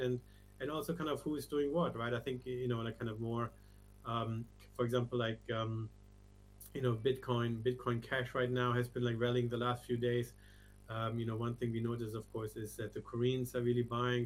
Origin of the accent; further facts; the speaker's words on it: Germany; moved away as an adult; also born or lived in Asia / Hong Kong / London; I you know was usually born and born and raised in Germany. Left something like 25 years ago